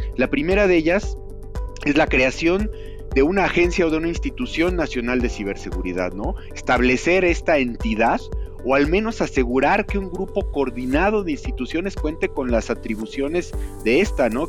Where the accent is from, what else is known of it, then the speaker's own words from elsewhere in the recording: Mexico; tenemos como mexicanos